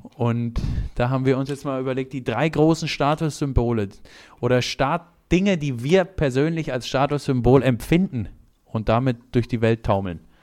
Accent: Germany; wo ich herkomme, habe ich gesagt, Deutschland

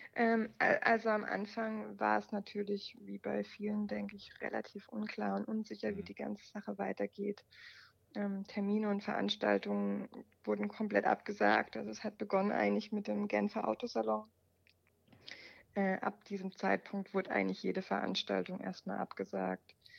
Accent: Germany; sind wir Deutsche

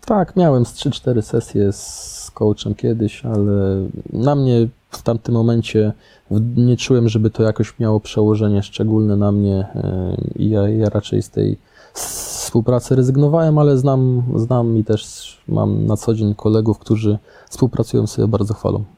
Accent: Łódź, Łódź Voivodeship, Poland; moved away; ja jestem stąd, ja zawsze czułem się związany z Łodzią, ja tutaj chętnie przyjeżdżałem, no i ja się tutaj czuję jak w domu

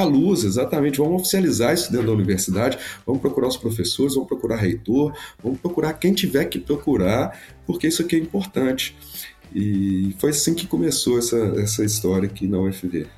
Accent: Belo Horizonte, Minas Gerais, Brazil; eu sou de Belo Horizonte, Minas Gerais

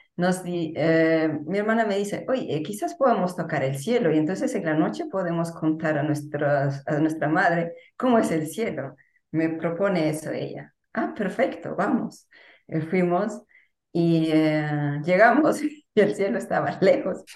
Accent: Peru; el lugar donde nací y pasé los primeros mm, años de mi vida

